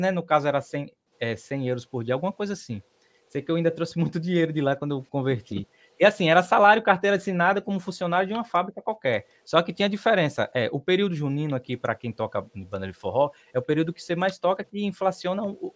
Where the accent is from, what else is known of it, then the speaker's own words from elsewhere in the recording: Queimadas, Bahia, Brazil; Eu sou da cidade de Queimadas, no interior da Bahia, aqui no sertão.